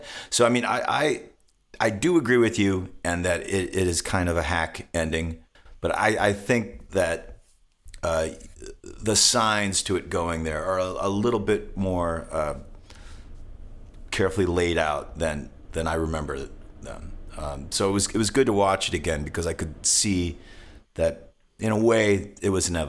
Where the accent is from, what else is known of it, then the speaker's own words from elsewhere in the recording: Illinois, United States; I mean, the fear of growing up outside of Chicago, the fear of disciples was a real thing.